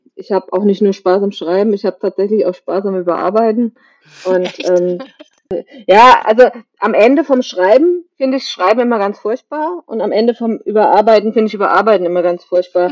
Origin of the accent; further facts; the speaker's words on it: Kaiserslautern, Rhineland-Palatinate, Germany; bin geboren in der Nähe von Kaiserslautern, bin in Kaiserslautern in die Schule gegangen